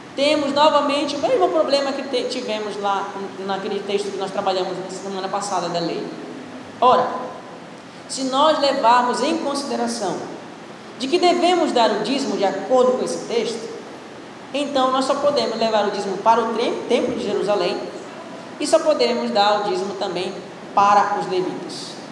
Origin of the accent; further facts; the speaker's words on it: Pará, Brazil; Eu sou paraense